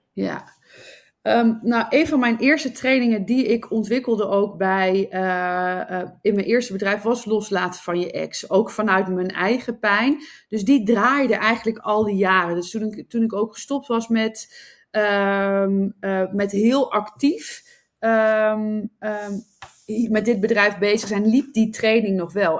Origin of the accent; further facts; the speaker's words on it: Nijmegen, Gelderland, Netherlands; moved away as an adult; also born or lived in Sydney, Australia; now in Amsterdam, Netherlands; Ik kom oorspronkelijk uit eh, Nijmegen, waar ik ben opgegroeid